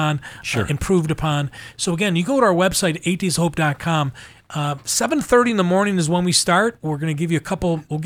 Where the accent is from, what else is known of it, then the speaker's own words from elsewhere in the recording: upstate New York, United States; that's how we say it in upstate New York